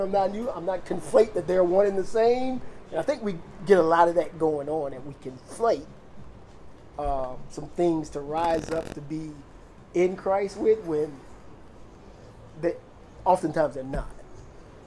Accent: United States; being an American, because I am

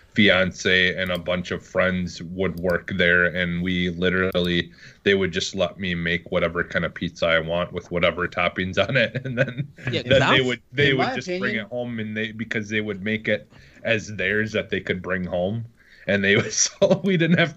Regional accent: Wisconsin, United States; I'm also from Wisconsin

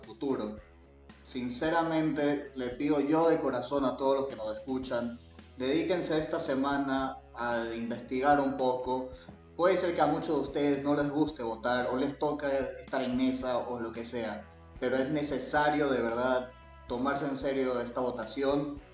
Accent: Ecuador

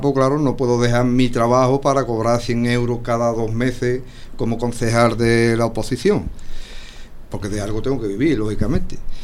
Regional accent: Paterna de Rivera, Andalusia, Spain; mi pueblo y para la gente de mi pueblo

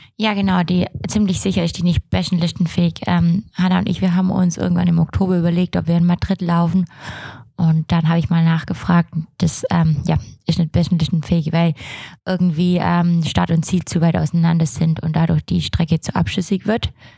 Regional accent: Swabia, Germany; ich bin Schwabe

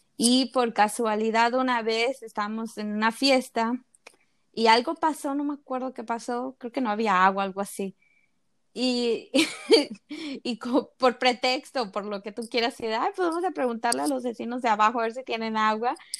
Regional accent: Veracruz, Mexico; yo soy de Veracruz

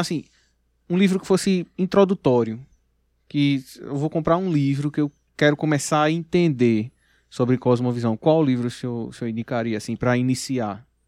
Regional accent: interior of Pernambuco, Brazil; nós somos do interior de Pernambuco

